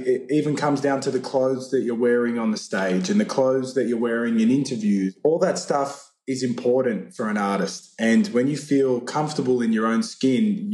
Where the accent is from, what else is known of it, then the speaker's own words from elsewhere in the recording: Sydney, New South Wales, Australia; I was born and raised in Sydney, Australia.